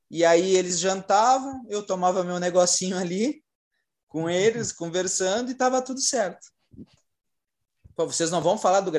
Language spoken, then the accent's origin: Portuguese; Brazil; a gente é, é brasileiro, né? A gente é brasileiro